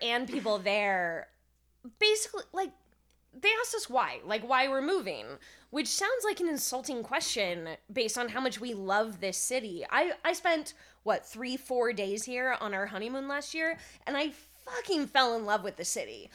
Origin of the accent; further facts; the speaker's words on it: California, United States; I'm from California